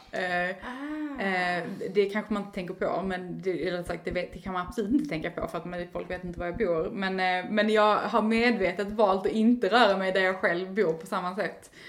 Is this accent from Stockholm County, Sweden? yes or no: no; Eslöv, Skåne, Sweden; Eslöv, där jag kommer ifrån ursprungligen